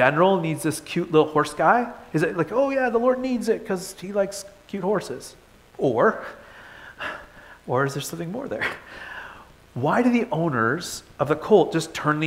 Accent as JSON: {"language": "English", "town": "Toronto", "region": "Ontario", "country": "Canada", "tie": "born or raised there", "moved": "yes", "said": "I grew up in Toronto"}